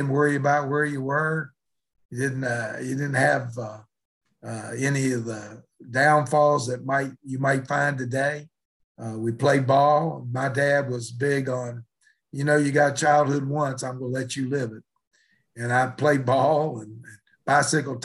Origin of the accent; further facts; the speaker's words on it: Mullins, West Virginia, United States; growing up in West Virginia, I wouldn't trade it for the world